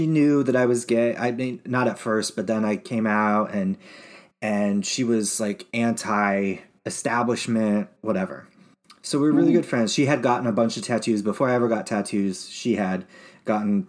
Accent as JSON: {"language": "English", "region": "Utah", "country": "United States", "tie": "born or raised there", "said": "growing up in Utah"}